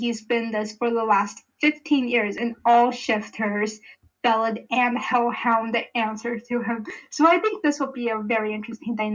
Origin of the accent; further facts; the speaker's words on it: United States; I'm, like, this uncultured American